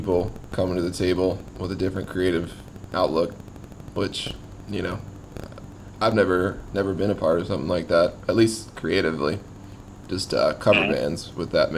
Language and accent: English; Laurel, Maryland, United States; I grew up in South Laurel